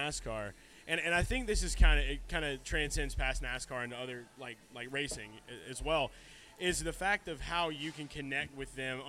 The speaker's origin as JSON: {"language": "English", "town": "New Orleans", "region": "Louisiana", "country": "United States", "tie": "born or raised there", "said": "As a Dega kid, growing up around New Orleans"}